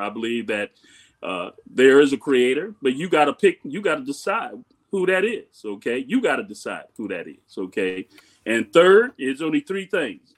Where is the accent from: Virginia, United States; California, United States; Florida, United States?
Florida, United States; Miami; Growing up in Miami